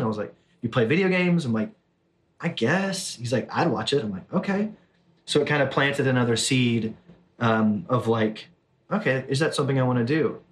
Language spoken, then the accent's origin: English; Southern Alabama, United States; moved away as an adult; also born or lived in Orange, California; Born and raised in Southern Alabama, moved to Orange, California